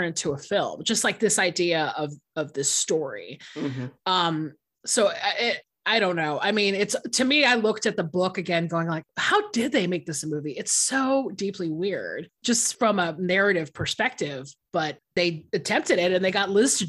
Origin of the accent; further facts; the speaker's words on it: the South, United States; I'm from the South